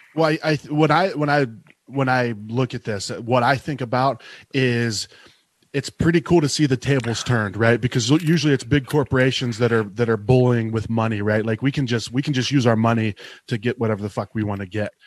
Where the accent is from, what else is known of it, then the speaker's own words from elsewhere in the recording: Eastern Ohio, United States; moved away as an adult; now in Arizona, United States; I grew up in Ohio and uh, there was no breweries where I grew up